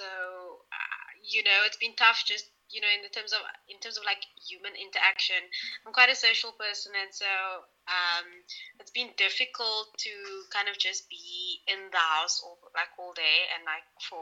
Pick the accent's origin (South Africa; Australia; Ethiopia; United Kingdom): South Africa; as a South African